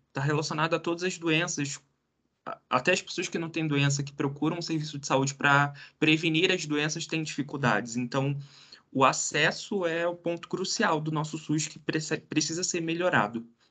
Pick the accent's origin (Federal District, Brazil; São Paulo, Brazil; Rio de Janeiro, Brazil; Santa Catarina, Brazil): Rio de Janeiro, Brazil; moved away as an adult; now in Curitiba, Brazil; lá do Rio de Janeiro, que era de onde eu nasci, tive minha vida inteira, daí eu vim aqui para Curitiba